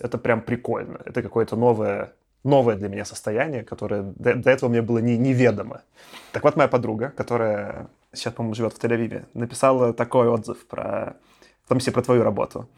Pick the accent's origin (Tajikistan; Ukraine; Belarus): Belarus; moved away; also born or lived in Moscow, Russia; будучи там белорусом в России, я чувствовал себя всегда немножко странно. Я там давно жил в Москве, сколько там лет 14